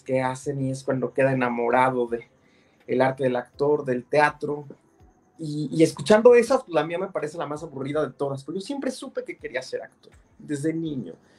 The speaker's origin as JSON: {"language": "Spanish", "town": "San Juan del Río", "region": "Querétaro", "country": "Mexico", "said": "el lugar de donde yo soy, que soy de San Juan del Río Querétaro"}